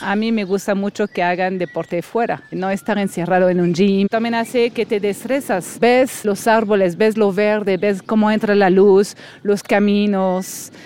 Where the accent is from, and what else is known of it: France; moved away as an adult; now in Mexico City, Mexico